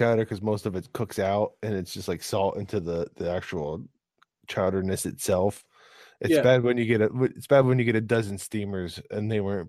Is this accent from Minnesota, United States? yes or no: no; Pennsylvania, United States; moved away; I'm from Pennsylvania.